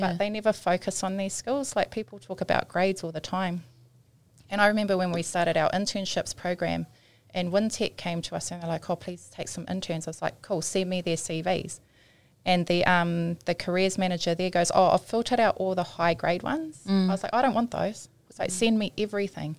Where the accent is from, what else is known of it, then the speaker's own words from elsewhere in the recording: Auckland, New Zealand; I grew up in Otara my primary school was Flatbush Primary School.